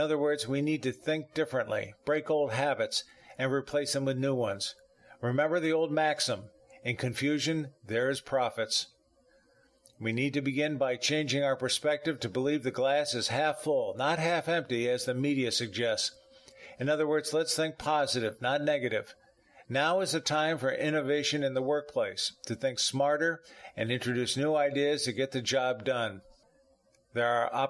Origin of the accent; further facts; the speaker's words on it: the South, United States; now in Palm Harbor, United States; I'm from the South